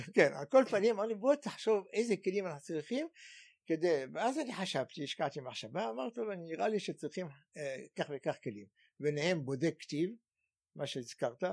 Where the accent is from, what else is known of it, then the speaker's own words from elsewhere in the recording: Cairo, Cairo Governorate, Egypt; Hebrew is a second language; moved away as an adult; now in Israel; ואני בכלל יליד מצרים, יליד קהיר במצרים, ועליתי ארצה בגיל 20